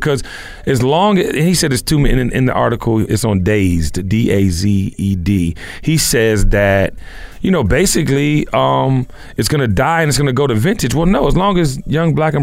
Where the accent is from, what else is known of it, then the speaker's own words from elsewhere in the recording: Washington, District of Columbia, United States; when I grew up in Washington, D.C., there was a store called Madness.